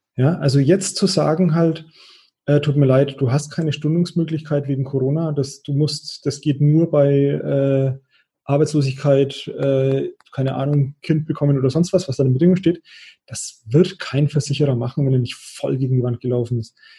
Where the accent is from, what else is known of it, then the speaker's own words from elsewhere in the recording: Bavaria, Germany; als Franke würde ich sagen